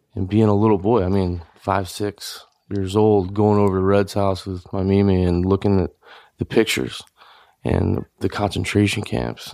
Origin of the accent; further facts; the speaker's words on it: Louisiana, United States; I grew up in Louisiana